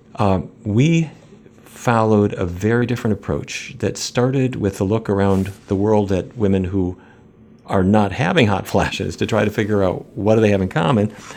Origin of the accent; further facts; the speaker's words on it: Fargo, North Dakota, United States; moved away as an adult; also born or lived in New York City; now in Washington, D.C., United States; I grew up in North Dakota. Um, I don't know if you've seen the movie Fargo, Fargo. That's where I grew up.